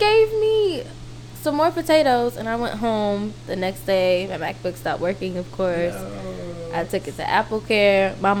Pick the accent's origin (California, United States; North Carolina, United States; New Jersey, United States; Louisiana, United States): California, United States; Are you just doing this because I'm from the Bay?